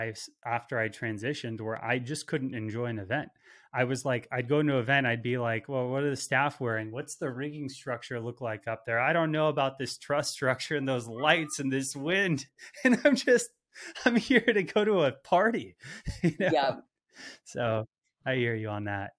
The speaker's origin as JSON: {"language": "English", "town": "Los Angeles", "region": "California", "country": "United States", "tie": "born or raised there", "said": "I grew up"}